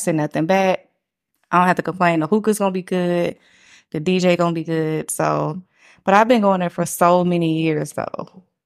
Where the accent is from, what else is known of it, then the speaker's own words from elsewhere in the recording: Atlanta, Georgia, United States; I'm from Atlanta